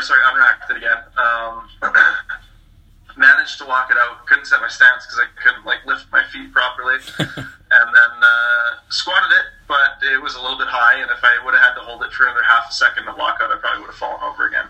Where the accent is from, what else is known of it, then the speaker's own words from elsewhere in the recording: Canada; I am a Canadian powerlifter